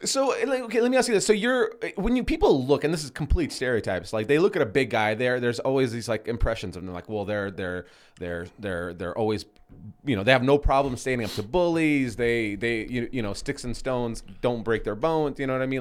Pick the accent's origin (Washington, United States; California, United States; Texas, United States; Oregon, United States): Washington, United States; Seattle; moved away; I grew up in Seattle